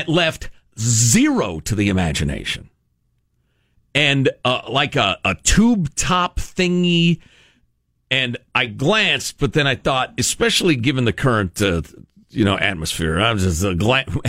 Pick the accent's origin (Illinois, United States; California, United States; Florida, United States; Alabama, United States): Illinois, United States; Chicago; I grew up in Chicagoland, which is extremely diverse, racially speaking